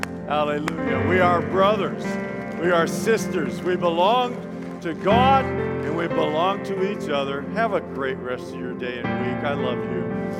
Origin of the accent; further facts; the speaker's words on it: Dallas, Texas, United States; I was born and raised in Dallas, Texas.